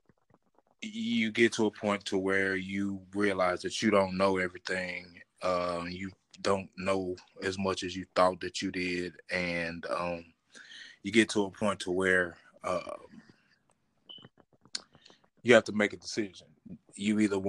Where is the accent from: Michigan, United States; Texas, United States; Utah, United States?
Texas, United States; Terrell; We started in the South. Actually, I was born in Terrell, Texas